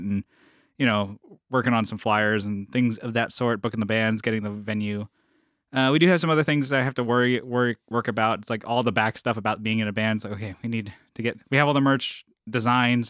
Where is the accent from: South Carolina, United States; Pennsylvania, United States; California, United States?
California, United States; San Diego; I'm from San Diego